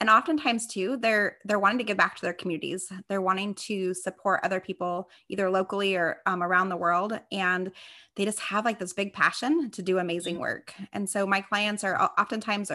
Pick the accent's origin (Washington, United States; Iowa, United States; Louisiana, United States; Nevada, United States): Nevada, United States; Las Vegas; now in Temecula, United States; I am born and raised in Las Vegas, Nevada, but I currently live in Temecula, California.